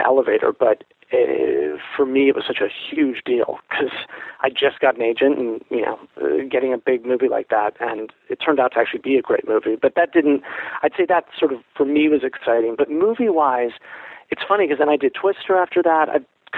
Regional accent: Los Angeles, California, United States; growing up in Los Angeles

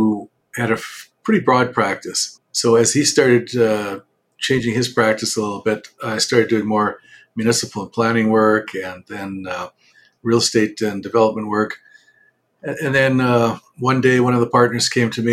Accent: Winnipeg, Manitoba, Canada; Born and raised in Winnipeg.

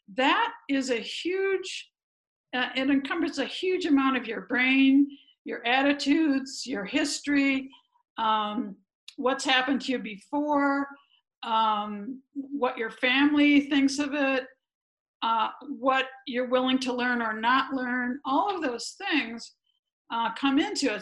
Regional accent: a suburb around Chicago, Illinois, United States; moved away as an adult; also born or lived in Ohio; I grew up running around the neighborhood, and my bike was my best friend, and all that stuff back in the day. It was safe to do that kind of thing in my little suburb around Chicago

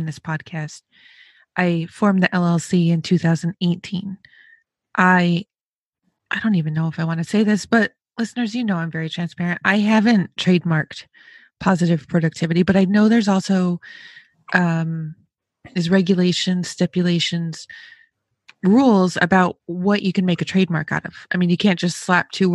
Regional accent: New York, United States; growing up in New York

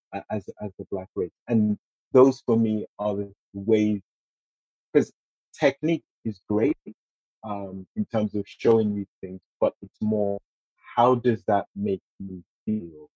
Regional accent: Nigeria; now in United Kingdom; being a Nigerian

